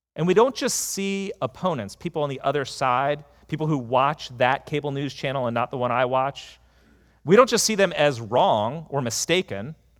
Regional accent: United States; being an American

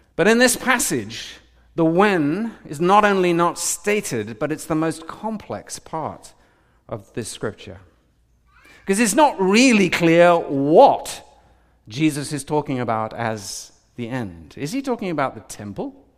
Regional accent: United Kingdom; I'm more British

